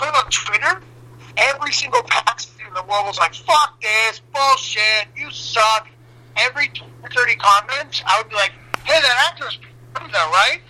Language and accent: English; Gainesville, Florida, United States; now in Los Angeles, United States; Gainesville. The only Democratic county, I think, in the state.